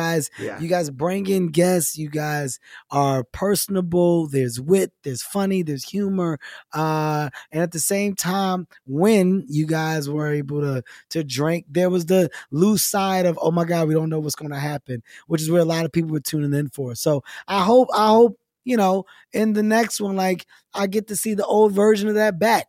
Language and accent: English; Philadelphia, Pennsylvania, United States; And I got to experience it with my hometown friends from Philadelphia.